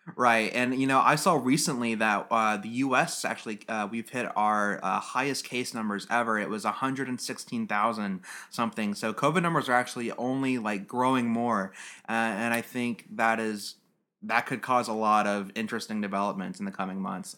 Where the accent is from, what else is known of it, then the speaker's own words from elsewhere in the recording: United States; as an American